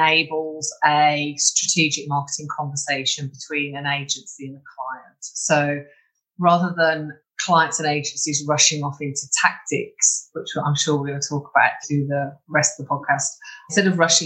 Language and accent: English; London, United Kingdom; moved away as an adult; now in Brisbane, Australia; I'm from the UK, mainly London and a couple of other places, but yeah, I'm English.